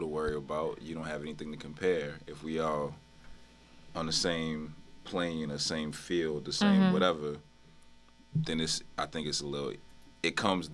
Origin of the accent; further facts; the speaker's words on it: New Orleans, Louisiana, United States; I grew up in the Lafitte projects, and I was born in 85